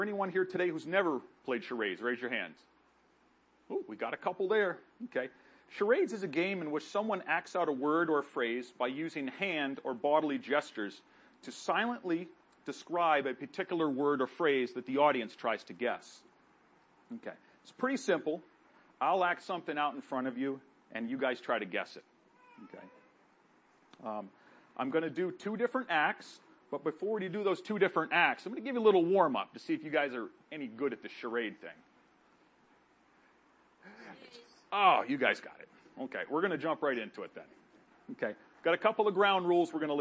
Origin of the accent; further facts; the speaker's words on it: Gorham, New Hampshire, United States; also born or lived in Pompano Beach, Florida; I moved to Gorham, New Hampshire with my mom and my sister, where I grew up and graduated high school.